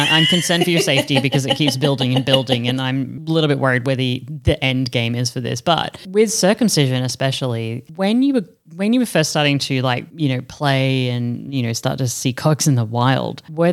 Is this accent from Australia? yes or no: yes; Australia; moved away as an adult; now in Europe; in comparison to growing up in Australia, in comparison to me now in Europe